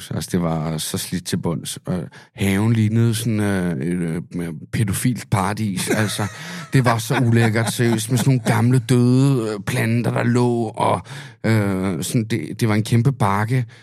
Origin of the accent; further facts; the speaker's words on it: Amager, Capital Region of Denmark, Denmark; Altså, jeg er fra Amager, bare du ved.